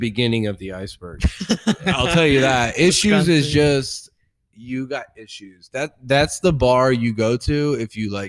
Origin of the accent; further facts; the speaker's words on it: DeLand, Florida, United States; I grew up in DeLand, Florida.